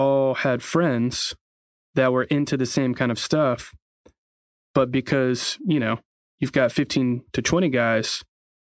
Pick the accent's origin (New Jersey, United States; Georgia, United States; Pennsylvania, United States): Georgia, United States; Atlanta; I was from Atlanta, but also Georgia